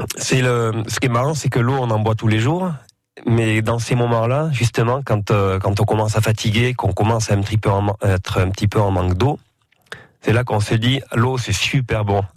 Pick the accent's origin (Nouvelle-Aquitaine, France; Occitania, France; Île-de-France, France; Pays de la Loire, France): Nouvelle-Aquitaine, France; Amotz; les, fêtes euh, de mon village. Euh, quand j'étais petit à Amotz